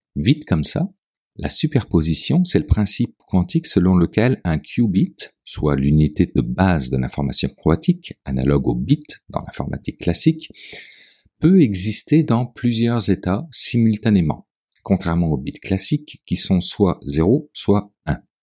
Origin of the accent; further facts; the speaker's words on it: Quebec, Canada; Chez nous, au Québec